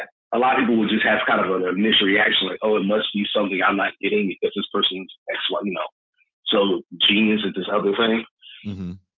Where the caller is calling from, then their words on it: Greensboro, North Carolina, United States; Calling from Greensboro, North Carolina.